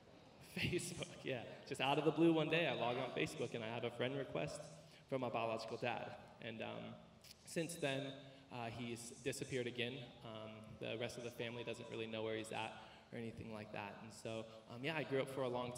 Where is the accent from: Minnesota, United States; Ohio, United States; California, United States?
California, United States; Riverside; also born or lived in East Los Angeles; I was born in East LA, and I was raised in East Riverside